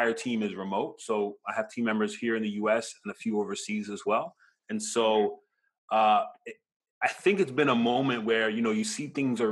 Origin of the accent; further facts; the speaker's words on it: Hollywood, Florida, United States; also born or lived in Brooklyn, New York; now in Pembroke Pines, United States; I grew up in Hollywood for most of my life and currently in Pines